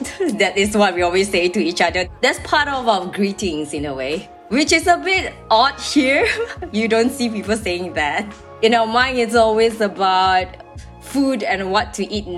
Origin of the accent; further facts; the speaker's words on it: Malaysia; moved away as an adult; also born or lived in Yangon, Myanmar; now in Norway; I'm actually from proudly Malaysian, so I'm from Malaysia itself